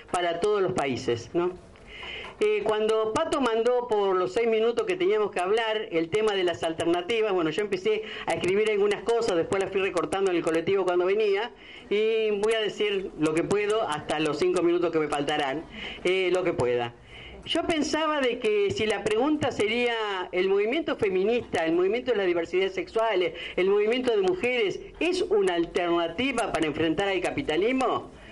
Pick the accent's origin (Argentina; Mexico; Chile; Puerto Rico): Argentina; este argentinismo que tenemos